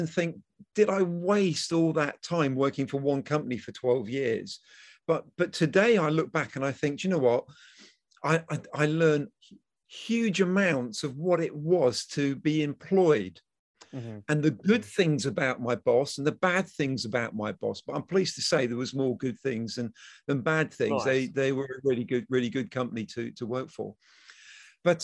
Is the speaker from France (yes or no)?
no; Selsey, South East England, United Kingdom; my hometown, which is Selsey in West Sussex